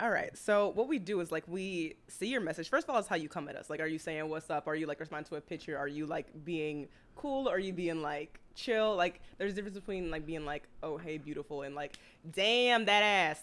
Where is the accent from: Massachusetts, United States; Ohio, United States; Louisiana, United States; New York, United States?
Louisiana, United States; New Orleans; moved away as an adult; now in Houston, United States; I'm originally from New Orleans